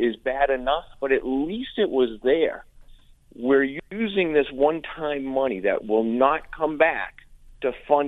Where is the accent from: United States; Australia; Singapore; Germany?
United States; Central Massachusetts; I'm from Central Mass